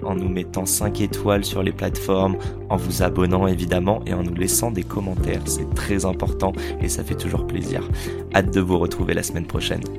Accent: Morocco; je suis marocain

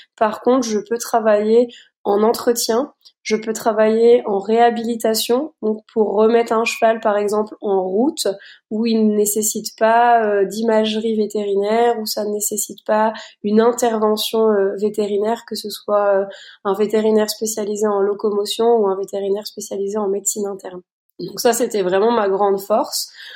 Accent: Luxembourg; moved away as an adult; now in Meuse, France; je viens je viens du Luxembourg

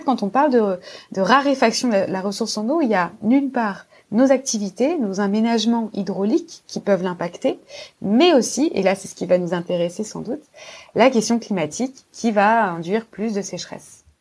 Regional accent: France; chez nous en France

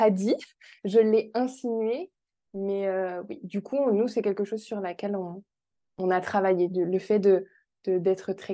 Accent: France; accent: French; je crois que ça fait longtemps que mon accent français euh, n'est plus présent en anglais.

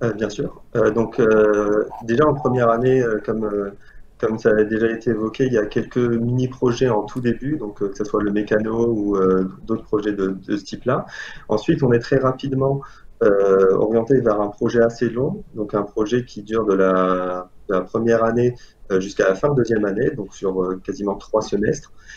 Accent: Algeria; moved away as an adult; also born or lived in Paris, France / Lille, France; now in France; je viens d'Algérie. J'ai fait mon lycée là-bas et après le bac, je suis allé en France pour compléter mes études

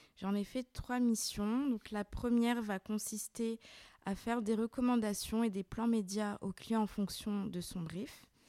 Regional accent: Lyon, Auvergne-Rhône-Alpes, France; Je suis née et j'ai grandi à Lyon

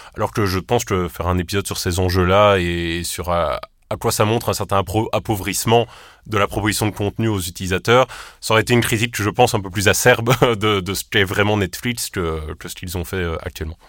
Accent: Charleroi, Wallonia, Belgium; on vient de Charleroi

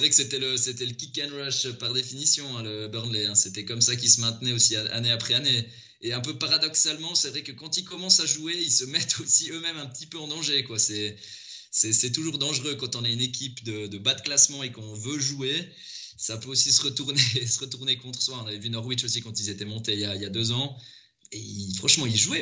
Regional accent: Valais, Switzerland; je viens du, du Valais, donc je supportais le, le FC Sion.

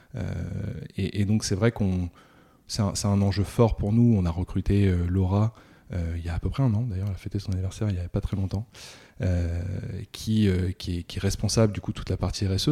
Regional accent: Rouen, Normandy, France; je suis né à Rouen

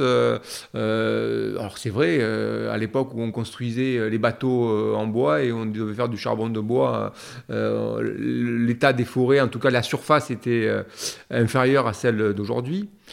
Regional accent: Marseille, Provence-Alpes-Côte d'Azur, France; né à Marseille, dans les Calanques.

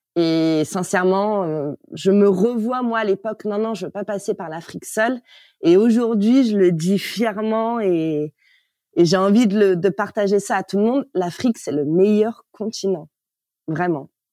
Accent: Paris, Île-de-France, France; moved away as an adult; Je suis née à Paris. J'ai grandi en banlieue

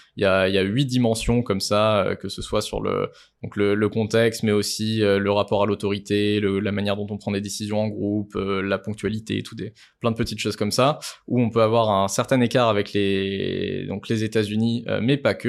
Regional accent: France; on est français

